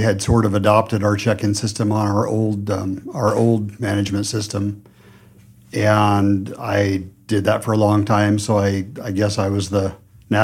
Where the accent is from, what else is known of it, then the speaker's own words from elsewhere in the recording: north of Denver, Colorado, United States; I'm from Colorado, north of Denver.